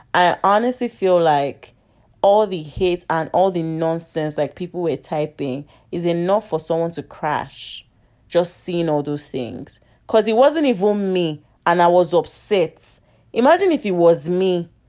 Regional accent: Nigeria; I'm Nigerian

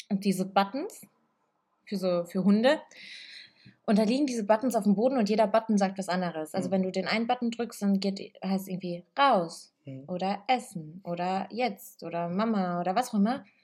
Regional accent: Italy; weil ich bin in einer italienischen Familie aufgewachsen, so ich bin Italienerin, in Italien geboren.

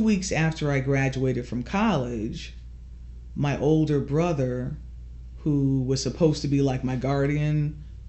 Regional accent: Norfolk, Connecticut, United States; also born or lived in New Britain, Connecticut; I was born in Norfolk, Connecticut in 1962

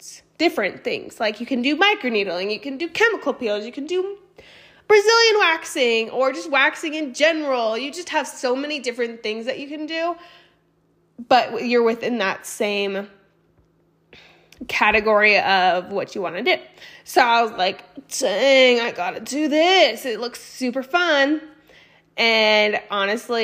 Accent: Boise, Idaho, United States; also born or lived in Austin, Texas / San Antonio, Texas; I was born and raised in Boise, Idaho.

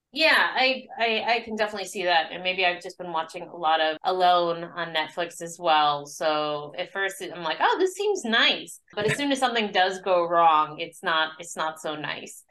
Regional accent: Arizona, United States; I'm from Arizona

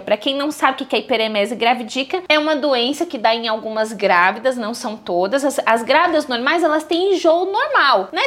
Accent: São Paulo, Brazil; sou paulista, mas a minha família é nordestina, todo mundo lá de Alagoas

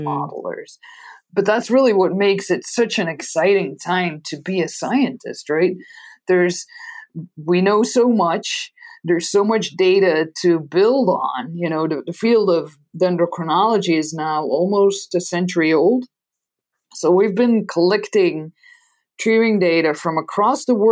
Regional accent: Belgium; first language Dutch; English is a second language; moved away as an adult; now in Arizona, United States; So maybe from my accent, you can hear that my mother tongue is Dutch. So I'm from Belgium originally. I got all of my education in Belgium

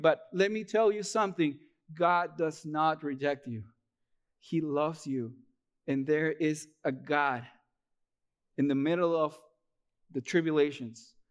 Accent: Peru; moved away as an adult; now in United States; I'm originally from Peru. Uh, I moved here to the U S in, back in twenty fourteen.

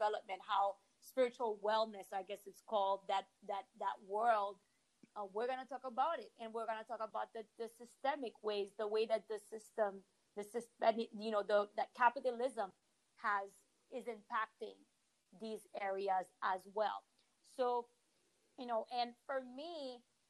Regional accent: Haiti; also born or lived in Washington, D.C., United States; now in Miami, United States; I grew up in Haiti in a home where politics was discussed

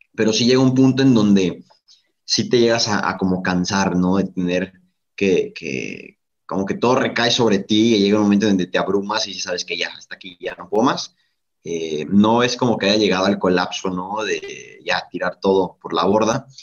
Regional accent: Mexico; desde acá de México. Creo que en primera instancia se pueden percatar, ¿no? Que no soy de, por allá, por el acento

